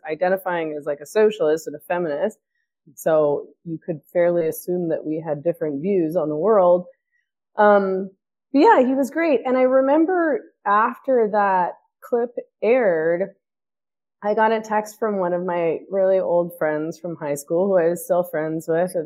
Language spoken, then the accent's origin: English; Canada; I'm Canadian